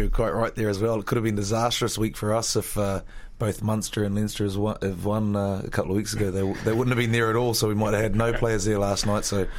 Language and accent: English; New Zealand; also born or lived in Belfast; now in Dublin, Ireland; Middle Earth is not far away from where I grew up in New Zealand